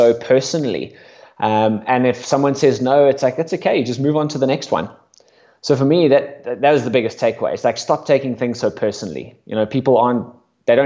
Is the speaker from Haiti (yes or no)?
no; South Africa; moved away as an adult; now in United Kingdom; I came over from South Africa when I was 18